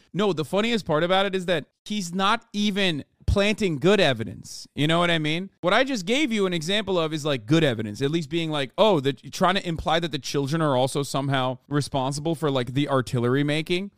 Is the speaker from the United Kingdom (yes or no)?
no; Turkey; moved away; growing up in Turkey